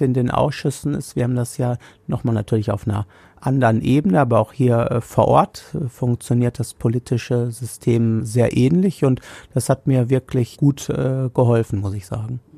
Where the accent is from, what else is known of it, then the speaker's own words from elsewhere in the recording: Hagen, North Rhine-Westphalia, Germany; hier in meiner Heimatstadt Hagen